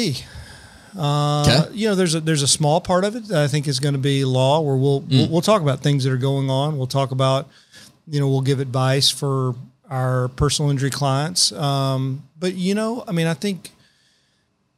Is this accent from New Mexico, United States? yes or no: no; Paris, Texas, United States; also born or lived in Mount Vernon, Texas; I'm from a little town in Northeast Texas called Paris